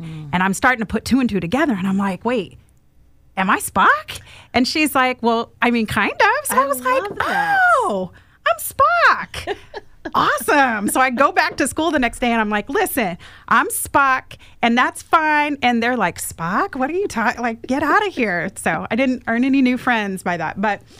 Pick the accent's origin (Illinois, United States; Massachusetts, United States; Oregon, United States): Oregon, United States; born there; So I was born in Central Oregon, and a tiny little town.